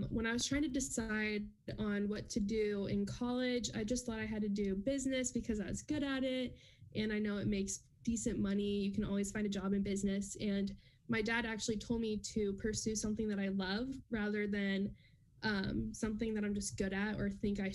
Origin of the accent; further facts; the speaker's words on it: New York, United States; now in Wichita, United States; I'm originally from New York